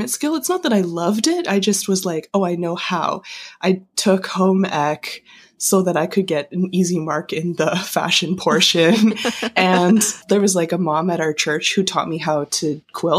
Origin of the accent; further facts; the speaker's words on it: Calgary, Alberta, Canada; moved away as an adult; also born or lived in Kingston; now in Toronto, Canada; I grew up in Calgary